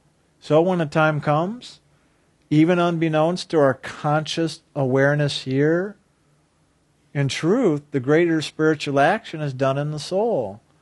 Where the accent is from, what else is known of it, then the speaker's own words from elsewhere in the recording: Lake Michigan, United States; I grew up on the Great Lake, Lake Michigan, and on really stormy days, we'd go swimming because the waves were big and fun to play in there